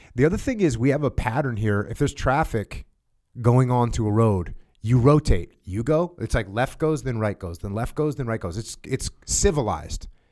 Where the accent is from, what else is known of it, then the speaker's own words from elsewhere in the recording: United States; I'm an American